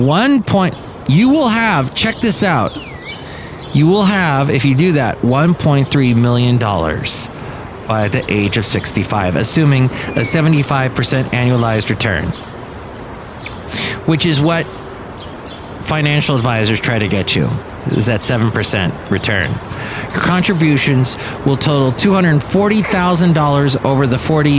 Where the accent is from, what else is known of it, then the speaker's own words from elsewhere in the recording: Los Angeles, California, United States; I grew up in the San Fernando Valley, was in the San Fernando Valley in the 70s and early 80s, and I see some of the spots that I remember as a kid